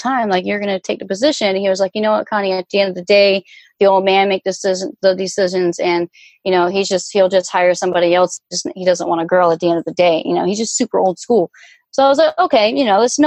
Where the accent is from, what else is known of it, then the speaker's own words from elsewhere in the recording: Virginia Beach, Virginia, United States; also born or lived in Denver, Colorado; now in South Florida, United States; I'm from Virginia Beach